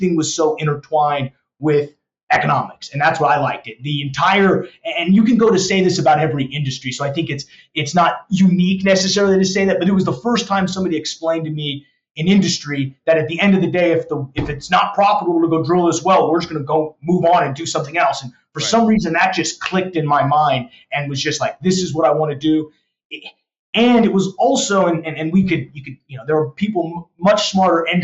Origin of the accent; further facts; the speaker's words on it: Denver, Colorado, United States; moved away as an adult; now in Dallas, United States; I grew up in Colorado. I was a Southeast Denver guy